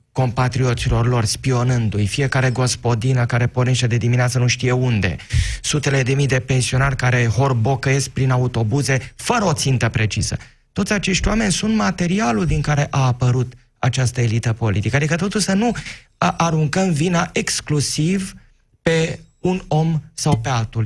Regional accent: Focșani, Vrancea County, Romania; Eu provin din Focșani

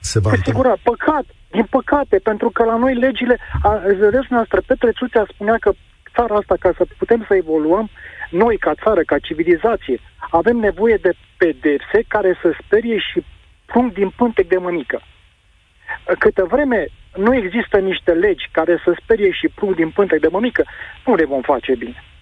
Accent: Pitești, Argeș, Romania; și eu sunt din Pitești și respect zona montană

